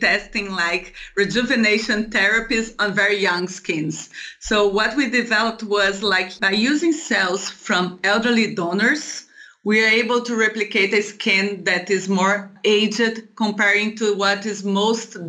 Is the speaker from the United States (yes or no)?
no; Brazil; moved away as an adult; I came from Brazil